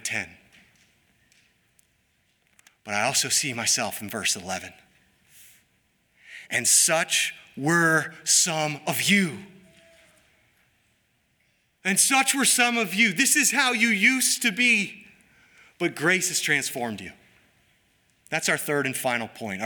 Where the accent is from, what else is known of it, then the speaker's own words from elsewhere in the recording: United States; We are both American and Christian